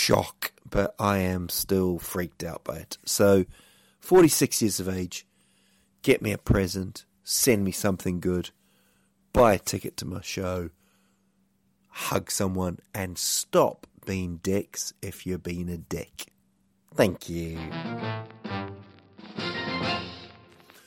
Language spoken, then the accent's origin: English; New Zealand; moved away; growing up in New Zealand